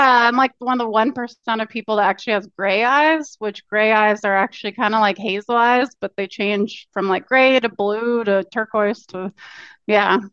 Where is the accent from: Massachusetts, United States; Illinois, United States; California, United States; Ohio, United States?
California, United States; Orange County; moved away as an adult; also born or lived in Santa Cruz, California / Taiwan / South Korea; now in Portland, United States; I'm actually from Orange County, California. Grew up there, but I've lived all over pretty much.